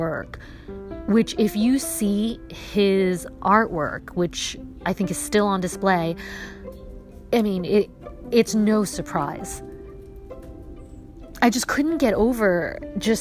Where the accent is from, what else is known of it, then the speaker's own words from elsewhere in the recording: New York, United States; When I was growing up in New York, I flew them every April with my dad